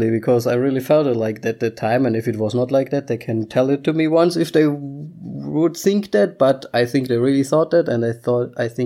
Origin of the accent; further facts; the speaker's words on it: Austria; English is a second language; I mean, we can we come from Austria. That would be something completely else. I would be happy, like yay Austria.